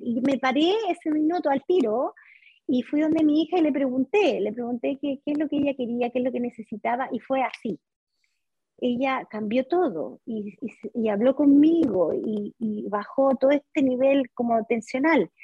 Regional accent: Santiago, Santiago Metropolitan Region, Chile; Soy de Chile, sí, de Santiago.

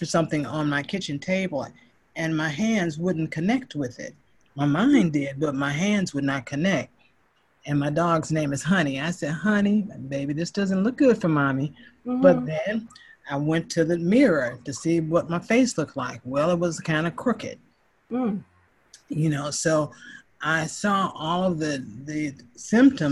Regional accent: Chicago, Illinois, United States; I am from Chicago, Illinois, and I love this place

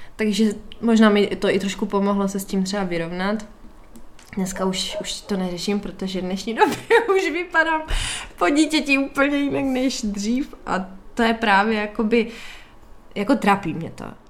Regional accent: Moravia, Czechia; u nás na, u nás na Moravě

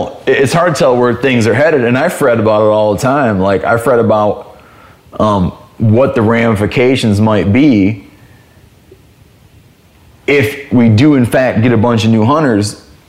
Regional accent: Michigan, United States; And it wound up being like where I grew up in Michigan, if you killed a 2.5-year-old deer

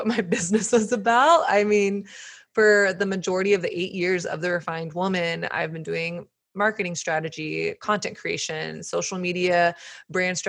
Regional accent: the South, Southern United States, United States; now in Brooklyn, United States; I grew up in Southern culture, which Christianity is sort of the air you breathe

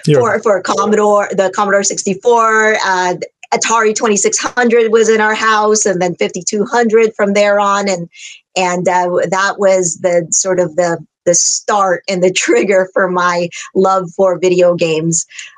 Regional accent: San Francisco Bay Area, California, United States; also born or lived in Philippines; I grew up in the Bay Area, immigrated from the Philippines, grew up in the Bay Area

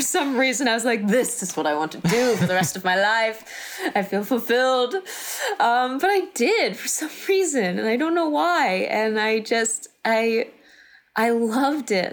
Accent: Texas, United States; moved away; I grew up in Texas

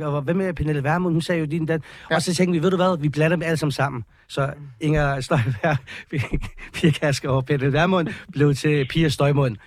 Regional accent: Copenhagen, Capital Region of Denmark, Denmark; vi er opvokset på Amager

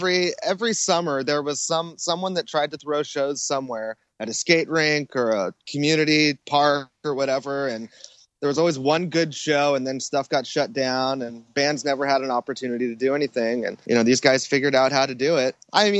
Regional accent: Temecula, California, United States; also born or lived in Long Beach; Well, I was born in Long Beach. And then my parents moved to Temecula when I was in first or second grade. And they bought a little deli down in Old Town Temecula. And we started going to school in Temecula.

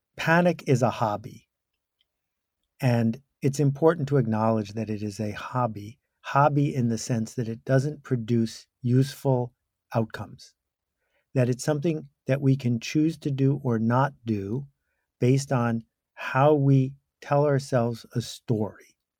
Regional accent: Buffalo, New York, United States; I grew up in Buffalo, New York

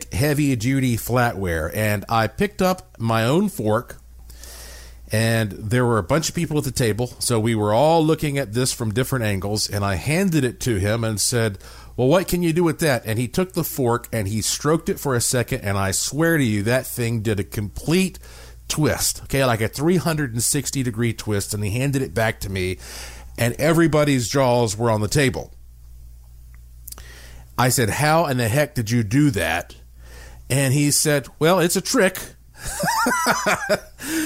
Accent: Asheville, North Carolina, United States; my hometown of Asheville, North Carolina

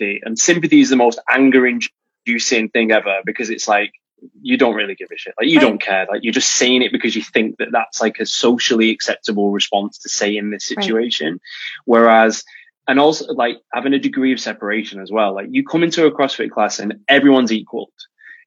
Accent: United Kingdom; as the British guy, I was very worried at coming over to the US

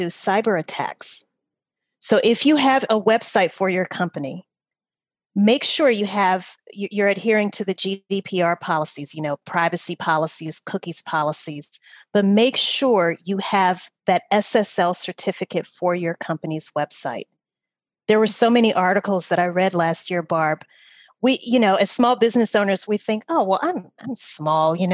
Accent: Louisiana, United States; I'm from Louisiana.

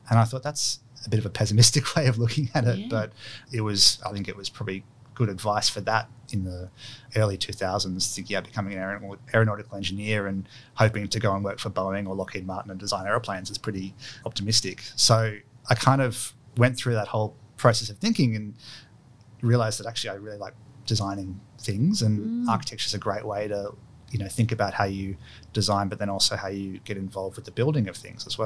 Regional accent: Kurrajong, New South Wales, Australia; also born or lived in Sydney; So I was born in Sydney, actually out lived in Kurrajong.

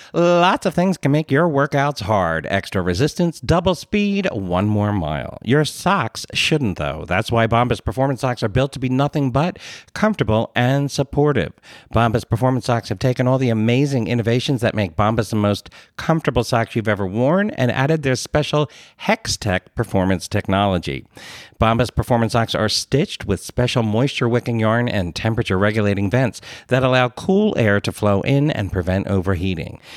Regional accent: Philadelphia, Pennsylvania, United States; accent: Philly; I grew up in the Philadelphia area

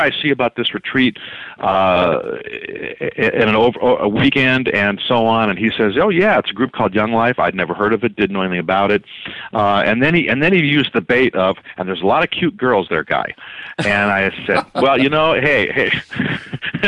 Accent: Omaha, Nebraska, United States; also born or lived in Florida; now in Arizona, United States; growing up in Omaha

